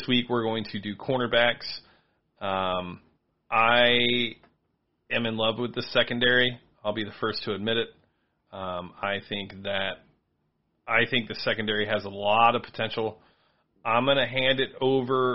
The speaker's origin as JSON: {"language": "English", "town": "Los Angeles", "region": "California", "country": "United States", "said": "I'm from Los Angeles"}